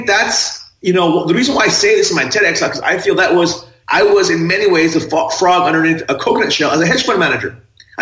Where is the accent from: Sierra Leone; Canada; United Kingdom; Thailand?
Thailand; I was raised in Thailand